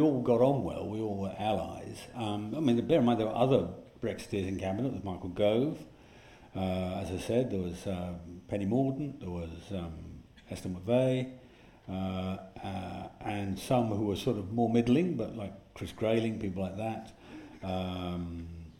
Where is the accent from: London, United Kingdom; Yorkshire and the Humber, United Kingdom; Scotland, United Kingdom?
Yorkshire and the Humber, United Kingdom; I speak as a Yorkshireman